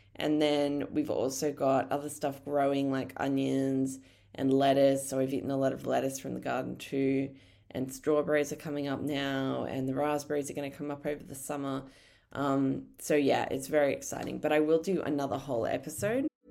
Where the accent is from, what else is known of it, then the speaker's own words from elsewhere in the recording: Brisbane, Queensland, Australia; moved away as an adult; now in Tasmania, Australia; I didn't grow up down here. I grew up in Brisbane. Um, I grew up in just, like, a little suburb on the Bayside in Brisbane.